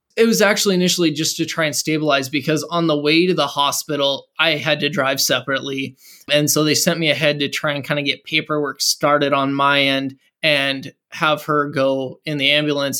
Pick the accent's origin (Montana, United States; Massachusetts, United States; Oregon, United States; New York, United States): Montana, United States; moved away; also born or lived in Fargo, North Dakota / Seattle area; We're both originally from Montana